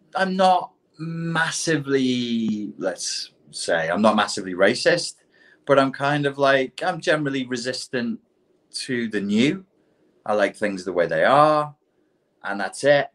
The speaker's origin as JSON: {"language": "English", "region": "England", "country": "United Kingdom", "said": "as an Englishman"}